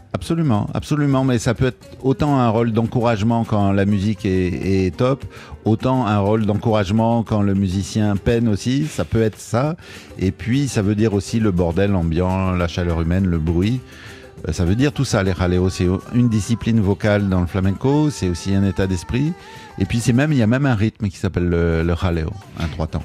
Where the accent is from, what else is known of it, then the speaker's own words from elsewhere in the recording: Marseille, Provence-Alpes-Côte d'Azur, France; moved away as an adult; also born or lived in Paris; je viens du sud de la France